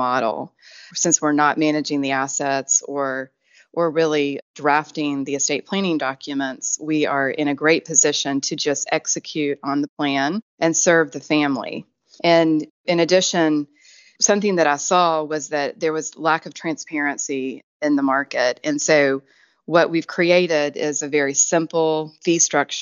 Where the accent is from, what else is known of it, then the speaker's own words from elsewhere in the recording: Tennessee, United States; moved away as an adult; also born or lived in Atlanta / Virginia / New York / Washington, D.C.; I'd grown up in Tennessee